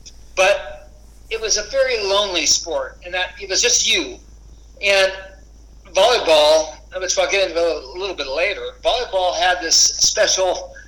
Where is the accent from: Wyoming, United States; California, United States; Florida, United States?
California, United States; Los Angeles; also born or lived in Westwood, Los Angeles; I had a very protective, I guess, sheltered upbringing, really. I was raised in Pacific Palisades, an affluent area near State Beach.